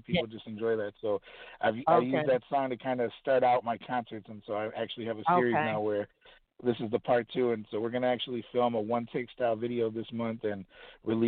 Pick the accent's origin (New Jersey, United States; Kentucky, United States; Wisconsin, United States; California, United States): Wisconsin, United States; Kenosha; moved away as an adult; now in Chicago, United States; my hometown of Kenosha, Wisconsin